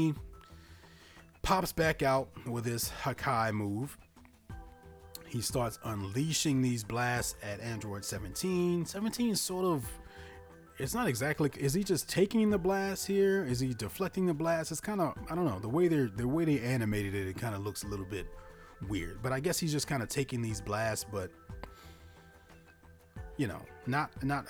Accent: Louisiana, United States; I'm from Louisiana. I also went to LSU

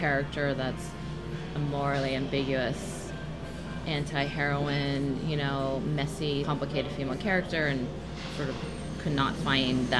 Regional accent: New Jersey, United States; I grew up in New Jersey

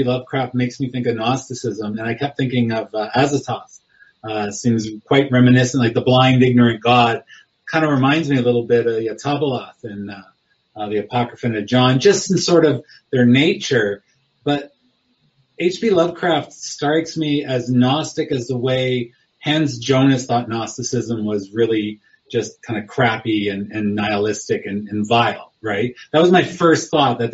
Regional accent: Alberta, Canada; now in Oklahoma, United States; I'm from Alberta, so I'm like in the middle of Montreal and Victoria

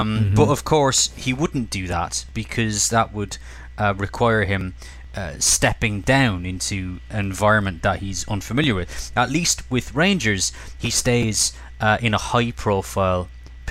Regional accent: Ireland; growing up in Ireland

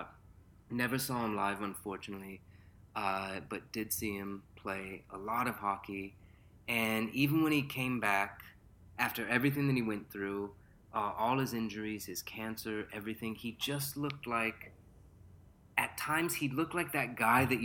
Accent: Southern California, United States; I grew up in Southern California

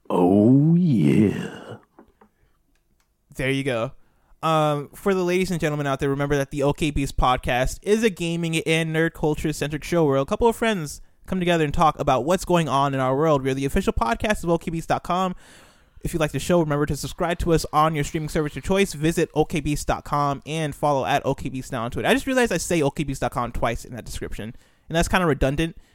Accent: Nigeria; also born or lived in United States; I was born in America, but then I moved to Nigeria.

